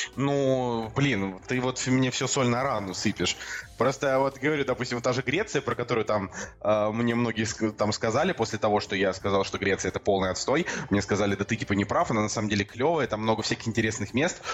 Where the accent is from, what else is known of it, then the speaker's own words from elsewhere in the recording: Saint Petersburg, Russia; moved away; в Петербург, в наш родной любимый